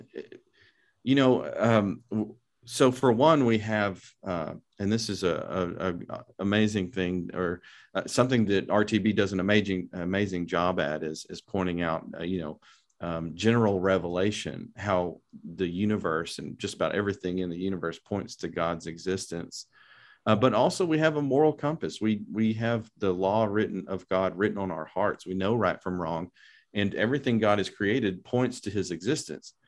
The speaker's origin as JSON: {"language": "English", "town": "Lubbock", "region": "Texas", "country": "United States", "tie": "born or raised there", "also_born_or_lived": "Dallas, Texas", "said": "I'm from Lubbock, Texas. I grew up in the West Texas area"}